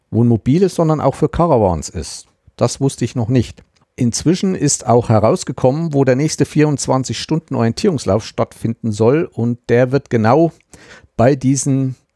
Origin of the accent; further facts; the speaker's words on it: Thuringia, Germany; Ich stamme ja aus dem Landkreis Meiningen-Schmalkalden und Meiningen ist ja unsere Amtsstadt, also Landratsstadt.